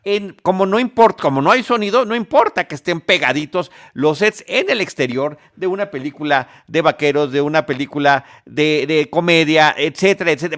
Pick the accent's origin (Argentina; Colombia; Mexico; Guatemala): Mexico; como mexicanos y cinéfilos